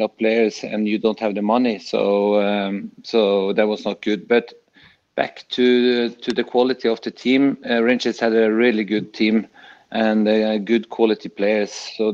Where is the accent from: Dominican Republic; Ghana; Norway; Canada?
Norway; moved away; I come from Norway